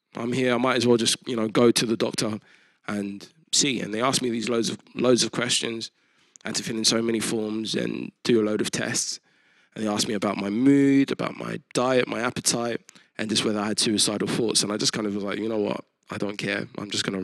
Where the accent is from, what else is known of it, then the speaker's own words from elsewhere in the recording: United Kingdom; as a Christian and a British person, but also identifying as a Nigerian